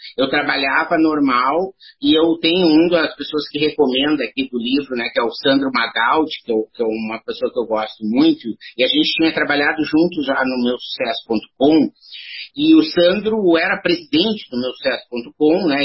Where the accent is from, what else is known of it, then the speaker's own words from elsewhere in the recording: Santa Maria, Rio Grande do Sul, Brazil; also born or lived in Porto Alegre; eu sou natural de Santa Maria, no Rio Grande do Sul, comecei atuando em Porto Alegre como profissional